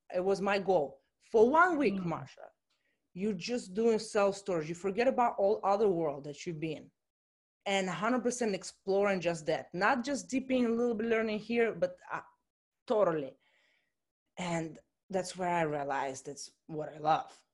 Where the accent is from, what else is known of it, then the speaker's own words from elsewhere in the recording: Russia; moved away as an adult; also born or lived in Chicago, United States / Miami, United States; I'm coming from Russia originally, and I went to study in college in Chicago